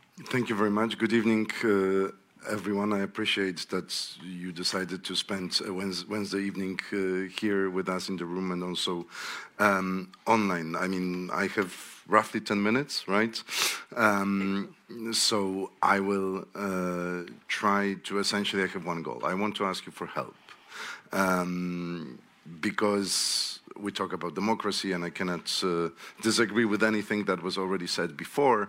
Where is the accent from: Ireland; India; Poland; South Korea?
Poland; I'm from Poland